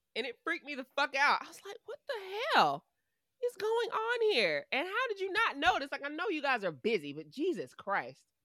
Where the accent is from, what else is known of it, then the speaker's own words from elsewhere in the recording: United States; we are American